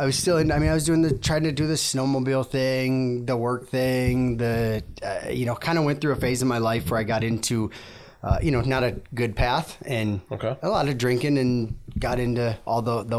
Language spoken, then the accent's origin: English; Minneapolis, Minnesota, United States; born there; So I was born in Minneapolis area, and then moved all over.